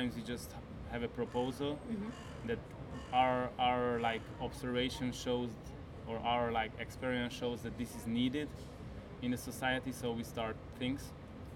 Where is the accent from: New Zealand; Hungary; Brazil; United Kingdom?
Hungary; moved away as an adult; also born or lived in Barcelona, Spain; now in Switzerland; I'm coming from Hungary, so I lived a little bit in Barcelona and most of my time in Hungary, and now I live now for 9 years in Switzerland